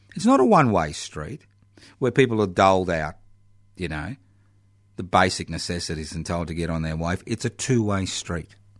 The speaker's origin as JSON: {"language": "English", "country": "Australia", "said": "we in Australia"}